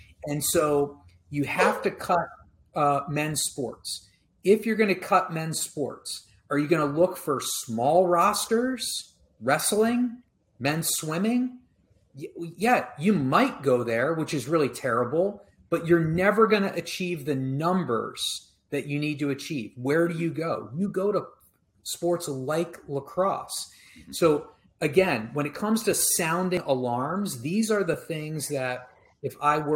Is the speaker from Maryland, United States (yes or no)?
yes; Maryland, United States; When I was a kid, I grew up in Maryland.